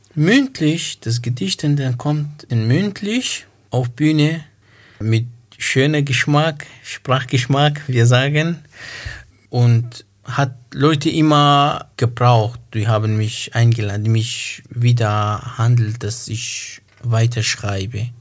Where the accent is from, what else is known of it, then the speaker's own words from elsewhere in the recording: Iraq; German is a second language; moved away as an adult; also born or lived in Dohuk, Iraq; now in Göppingen, Germany; Ich bin 88 im Irak geboren. Dort habe ich Schule besucht und Abitur abgeschlossen